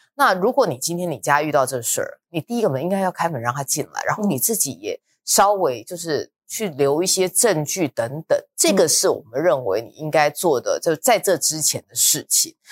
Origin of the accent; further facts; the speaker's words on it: Luzhou, New Taipei, Taiwan; 我以前我老家在泸州那边